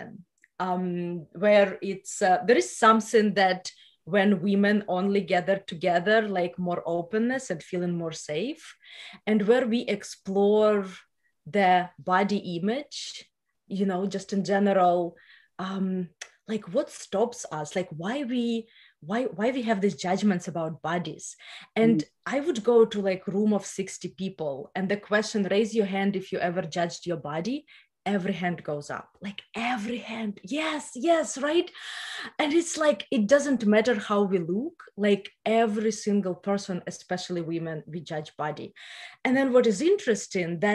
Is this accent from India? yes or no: no; Ukraine; first language Russian; English is a second language; moved away as an adult; now in California, United States; you can hear my accent. So originally, I'm from Ukraine. I grew up in the post-Soviet Union. I moved to US 6 years ago